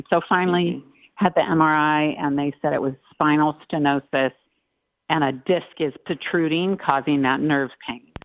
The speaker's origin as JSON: {"language": "English", "town": "Long Beach", "region": "California", "country": "United States", "tie": "born or raised there", "said": "I grew up in Long Beach"}